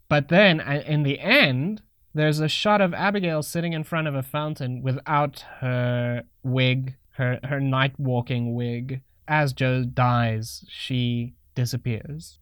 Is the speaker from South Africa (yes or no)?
yes; South Africa; I'm a crappy South African